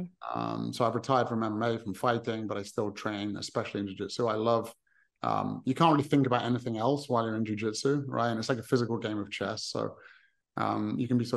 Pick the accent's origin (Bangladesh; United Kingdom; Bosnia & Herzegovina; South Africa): United Kingdom; England; I'm from England